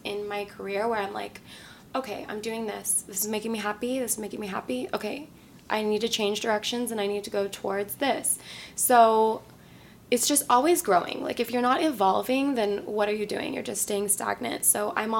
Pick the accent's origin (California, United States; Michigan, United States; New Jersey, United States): California, United States; San Diego; moved away as an adult; now in Los Angeles, United States; I'm from San Diego, born and raised in a really like small little area by the beach, very chill